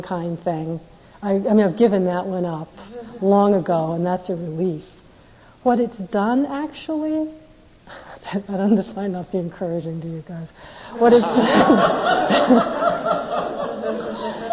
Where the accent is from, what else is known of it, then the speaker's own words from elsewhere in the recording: United States; I'm American